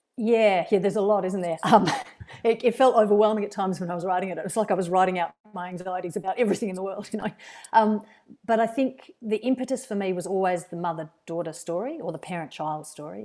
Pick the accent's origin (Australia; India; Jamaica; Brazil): Australia; Perth, Western Australia; now in Wellington, New Zealand; my childhood and my teenage years were spent in first, just outside Perth and then in Perth